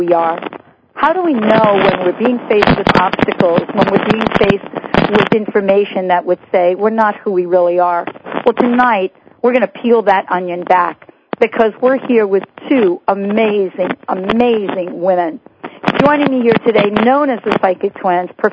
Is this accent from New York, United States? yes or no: yes; New York, United States; I'm from New York, too